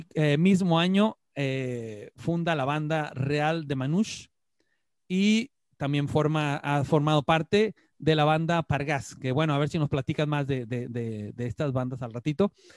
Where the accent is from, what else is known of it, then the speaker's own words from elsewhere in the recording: San Luis Potosí, Mexico; yo siendo también potosino